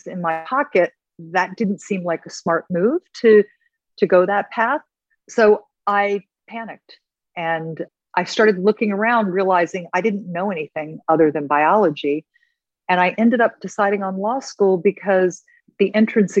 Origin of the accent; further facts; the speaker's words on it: Maryland, United States; I grew up in Maryland in a small town